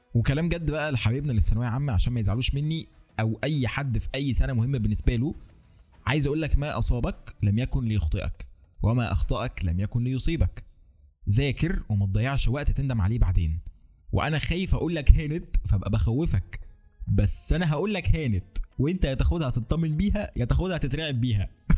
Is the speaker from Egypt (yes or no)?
yes; Egypt; عندنا في مصر